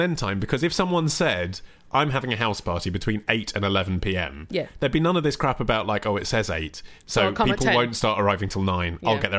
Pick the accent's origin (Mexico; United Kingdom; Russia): United Kingdom; England; because I'm English.